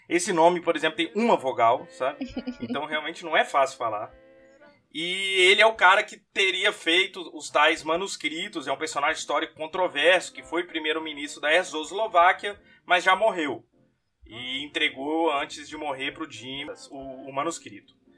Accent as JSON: {"language": "Portuguese", "country": "Brazil", "said": "sou brasileiro"}